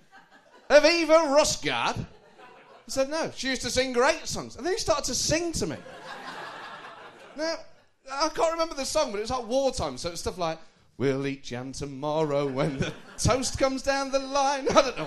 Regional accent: Nottingham, East Midlands, United Kingdom

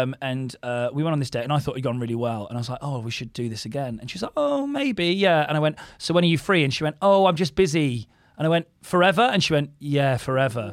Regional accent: Didcot, South East England, United Kingdom; moved away; I went to school in my hometown, did Carl, Saint Bryaness, my school was called

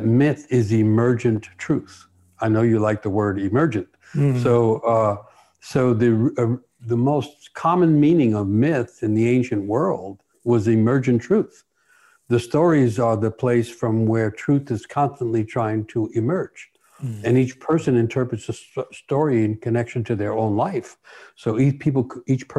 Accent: New York City, New York, United States; I'm growing up in New York City

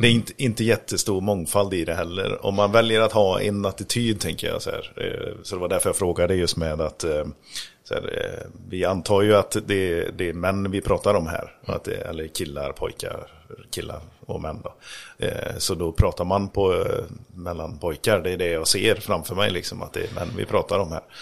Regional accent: Grästorp, Västra Götaland, Sweden; moved away; Grästorp där jag kommer ifrån

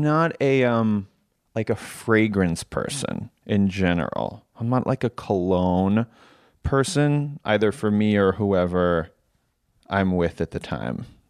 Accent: New York, United States; I grew up in New York

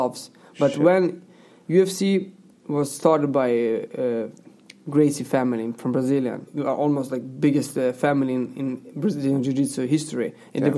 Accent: Serbia; English is a second language; now in Sweden; I'm from Yugoslavia

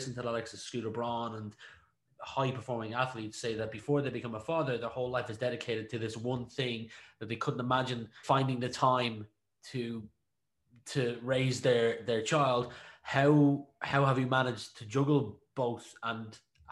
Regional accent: Ratoath, Leinster, Ireland; when I went to school nearby, Ratoath

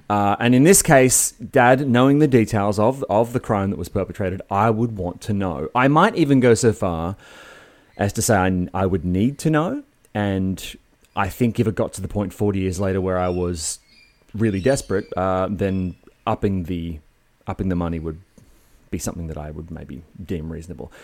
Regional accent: Sydney, New South Wales, Australia; moved away as an adult; now in Melbourne, Australia; I grew up in Sydney on the northern beaches, and, uh, I only moved to Melbourne when I was twenty-four

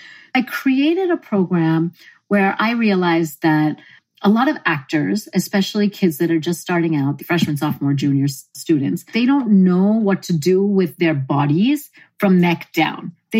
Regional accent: India; My kids are very Indian, living in a Western world, because I'm very Indian as such.

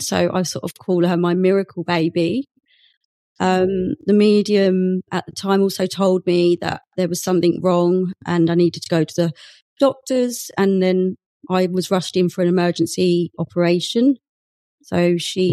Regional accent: Essex, East of England, United Kingdom; moved away as an adult; also born or lived in Bristol; I'm actually from Essex

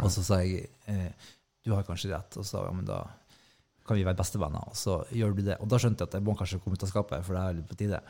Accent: Hemnesberget, Nordland, Norway; moved away as an adult; jeg er fra Hemnesberget

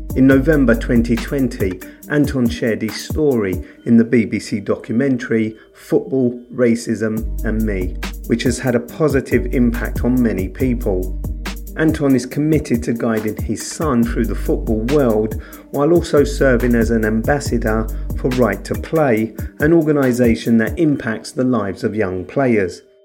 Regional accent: London, United Kingdom; I grew up in Camberwell

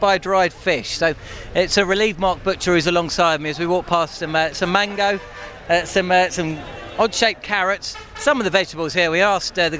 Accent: London, United Kingdom; I was a Tooting market man.

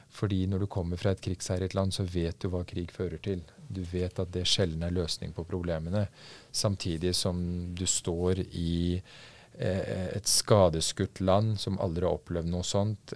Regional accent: Norway; also born or lived in Afghanistan; Jeg har hatt det veldig veldig fint gjennom oppveksten i trygge Norge

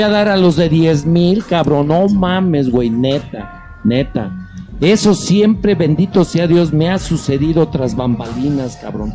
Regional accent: León, Guanajuato, Mexico; si yo soy de León

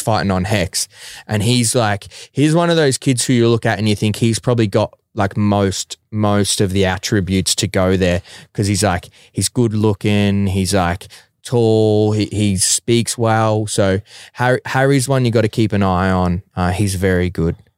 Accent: Melbourne, Victoria, Australia; my hometown and Melbourne as a city

